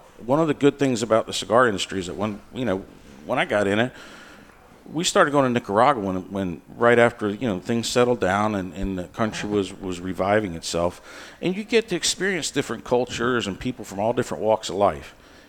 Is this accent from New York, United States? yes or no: no; Chicago, Illinois, United States; born there; I was born in Chicago. I went back there last year for the first time